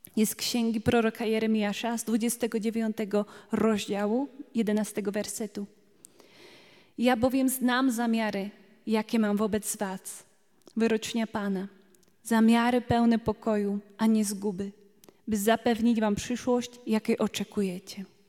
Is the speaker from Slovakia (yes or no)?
yes; Slovakia; Polish is a second language; now in Poland; Trochę inaczej mówię, bo jestem Słowaczką tutaj